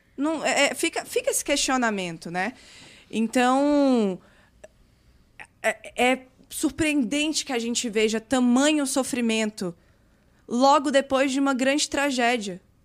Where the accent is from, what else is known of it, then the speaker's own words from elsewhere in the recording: Brazil; Eu nasci aqui no Brasil